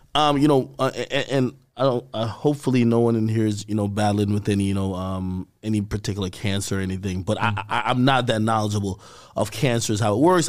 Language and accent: English; Jamaica; I'm a Jamaican